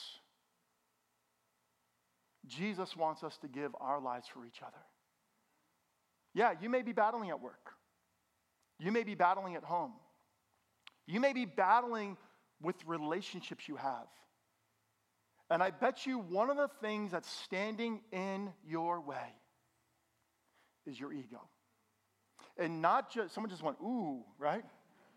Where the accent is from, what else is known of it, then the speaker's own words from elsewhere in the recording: Bergen County, New Jersey, United States; I'm from Bergen County, New Jersey. I'm as suburban can be